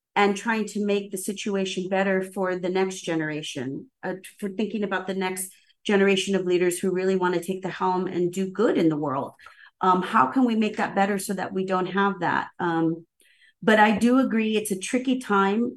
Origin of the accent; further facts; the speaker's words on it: Southern California, United States; also born or lived in New York; now in Seattle, United States; I come from SoCal and grew up in a Chicano neighborhood